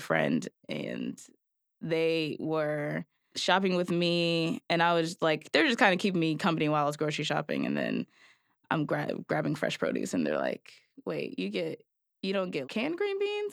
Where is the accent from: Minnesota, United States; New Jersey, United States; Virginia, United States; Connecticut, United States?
Connecticut, United States; New Haven; both being Black, young, born and raised in New Haven